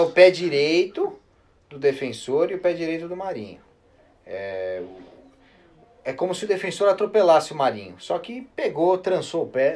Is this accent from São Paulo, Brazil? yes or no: yes; São Paulo, Brazil; Juventus da Moca, né? Lugar onde eu nasci